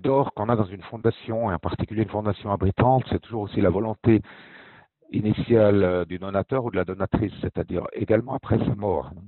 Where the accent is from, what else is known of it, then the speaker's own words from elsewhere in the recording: Fribourg, Switzerland; moved away; also born or lived in German-speaking Switzerland; je suis né à Fribourg, en fait. Je suis suisse romand, mais j'ai passé déjà plus de la moitié de ma vie en Suisse allemande